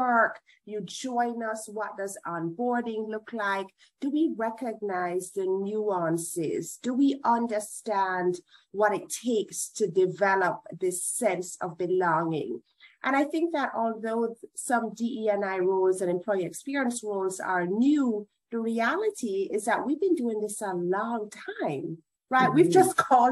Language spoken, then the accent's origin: English; Jamaica; moved away as an adult; now in United States; I'm Jamaican.